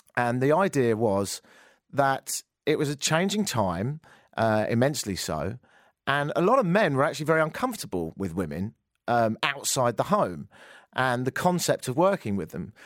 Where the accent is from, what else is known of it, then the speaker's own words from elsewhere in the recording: England, United Kingdom; moved away; I'm English